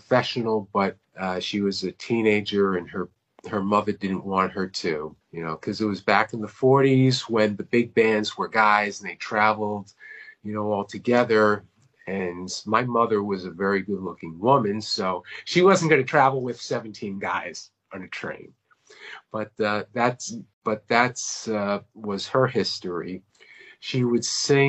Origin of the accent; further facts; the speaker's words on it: Long Island, New York, United States; moved away as an adult; now in Myrtle Beach, United States; I'm from Long Island, New York, born and raised